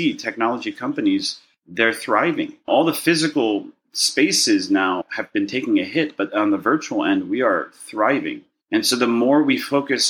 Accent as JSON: {"language": "English", "town": "Los Angeles", "region": "California", "country": "United States", "tie": "born or raised there", "also_born_or_lived": "Burbank, California", "said": "I was born in Burbank, California. I wish I could say I was born in another country and make it very exotic, but no, it's just Burbank, California. And I grew up in a Jewish neighborhood in Westwood"}